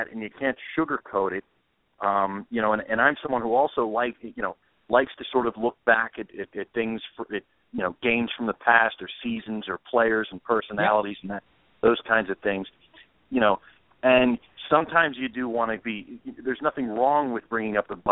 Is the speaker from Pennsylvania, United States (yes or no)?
yes; Pittsburgh, Pennsylvania, United States; moved away as an adult; also born or lived in Philadelphia; now in New York, United States; I grew up in Pittsburgh and went to college in Philadelphia and then lived there